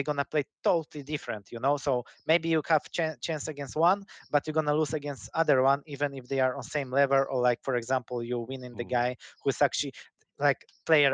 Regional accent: Poland; English is a second language; I'm from Poland.

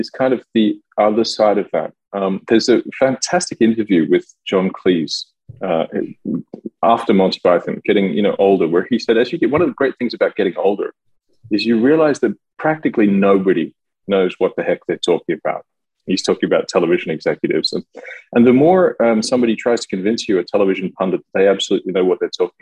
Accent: Australia; moved away as an adult; also born or lived in Melbourne / Paris; now in France; I live in France now, I'm Australian

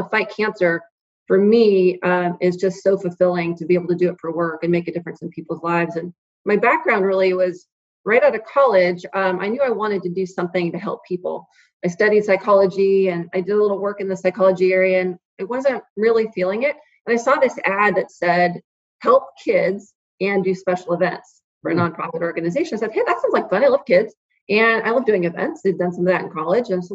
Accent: Orange County, California, United States; Growing up in Orange County

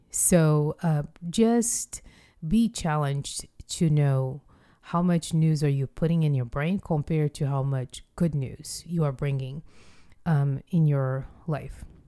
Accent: Rio de Janeiro, Brazil; moved away; I went home to Rio de Janeiro, which is my hometown

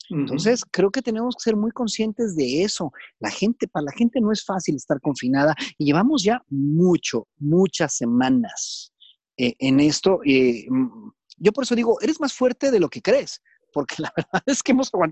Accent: Japan; Es una gran ventaja, porque soy japonés, entonces eso es un punto interesante.

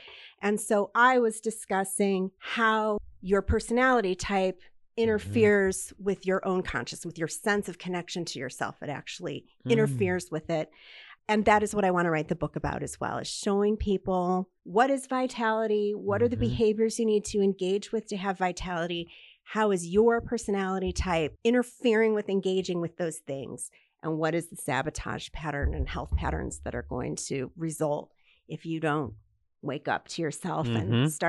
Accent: Detroit, Michigan, United States; Well, yes, I'm from the Detroit area, and I don't know if you know that Detroit has a very large Jewish population.

